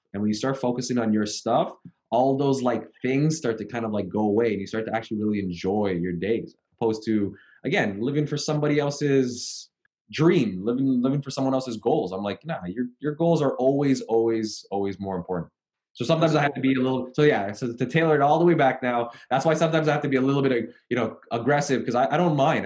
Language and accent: English; Canada; I'm from Canada